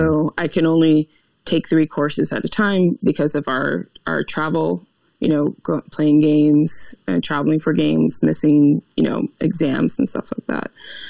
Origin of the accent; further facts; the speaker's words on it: New York City, New York, United States; I was born and raised in Queens, New York.